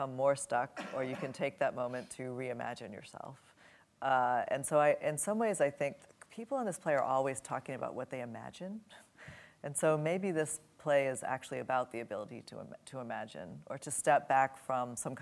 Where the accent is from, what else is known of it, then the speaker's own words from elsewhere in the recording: New Orleans, Louisiana, United States; I grew up in New Orleans